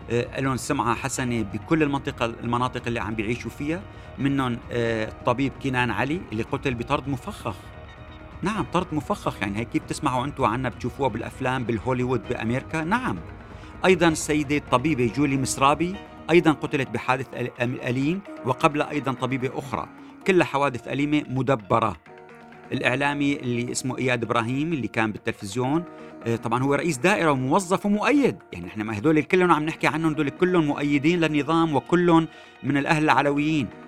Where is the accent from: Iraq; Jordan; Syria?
Syria; كلنا كسوريين نقدر نعرف وين رايحين